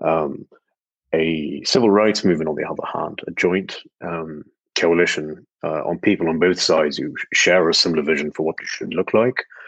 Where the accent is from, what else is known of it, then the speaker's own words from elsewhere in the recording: West Bank, Palestine; growing up in the West Bank